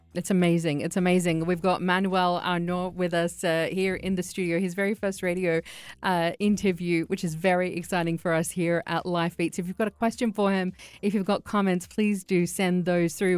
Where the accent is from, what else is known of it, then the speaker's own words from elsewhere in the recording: Australia; I'm Iraqi, but I grew up in Australia